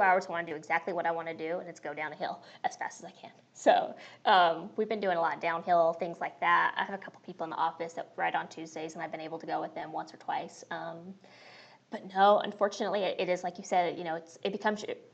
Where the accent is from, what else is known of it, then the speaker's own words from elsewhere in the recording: Caliente, Nevada, United States; moved away as an adult; also born or lived in Alabama; Both Cody and I are from Nevada, a tiny town called Caliente